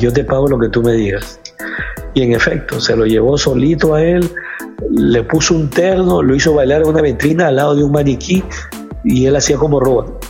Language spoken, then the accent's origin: Spanish; Guayaquil, Guayas, Ecuador; now in United States; resido en los Estados Unidos, soy guayaquileño, ecuatoriano